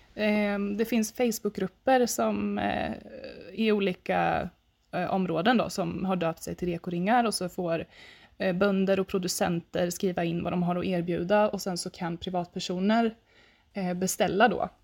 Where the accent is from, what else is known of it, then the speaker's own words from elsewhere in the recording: Östergötland, Sweden; jag sitter ju här i Östergötland, i mitten på Östergötland ungefär eh, och bor på mina föräldrars gård eh, där jag växte upp